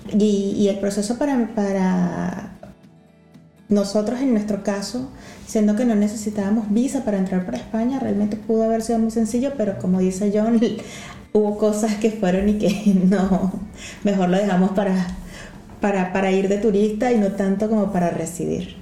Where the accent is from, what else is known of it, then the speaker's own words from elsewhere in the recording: Venezuela; moved away as an adult; also born or lived in Ecuador; now in Lisbon, Portugal; el nuestro, que es el pasaporte venezolano